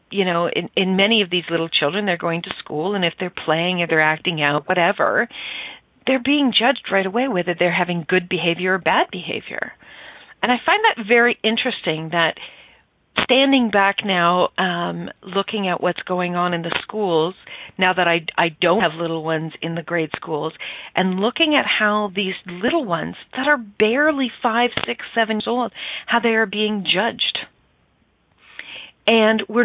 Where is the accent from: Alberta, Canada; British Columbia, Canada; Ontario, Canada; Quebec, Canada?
Ontario, Canada; Stratford; I grew up just outside of Stratford, Ontario, Canada